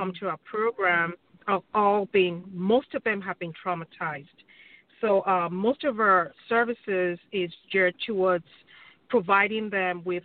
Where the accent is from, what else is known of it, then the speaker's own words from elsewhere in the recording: Nigeria; now in Wichita, United States; I am from Nigeria, from the Yoruba tribe.